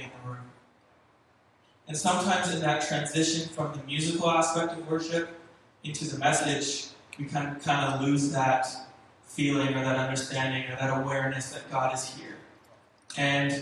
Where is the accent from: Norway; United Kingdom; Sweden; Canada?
Canada; Richmond, British Columbia; moved away; also born or lived in California; I'm from Vancouver. I grew up in Richmond. I lived there my whole life